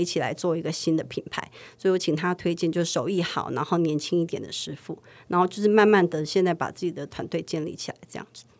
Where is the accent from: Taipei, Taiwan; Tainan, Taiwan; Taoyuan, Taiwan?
Taipei, Taiwan; 因为我们是西区长大的